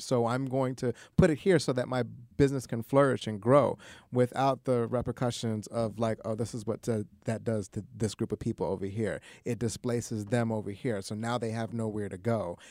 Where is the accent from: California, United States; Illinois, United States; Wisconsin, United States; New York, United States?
New York, United States; New York City; I, I grew up and w, born and raised in Queens